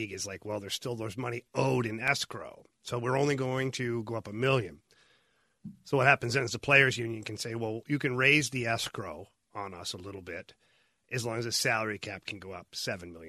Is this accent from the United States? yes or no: no; Ottawa, Ontario, Canada; I grew up in Ottawa